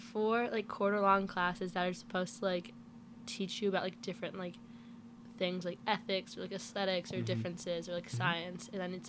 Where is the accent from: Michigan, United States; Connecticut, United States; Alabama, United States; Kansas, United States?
Connecticut, United States; moved away as an adult; now in Virginia, United States; I'm from Connecticut.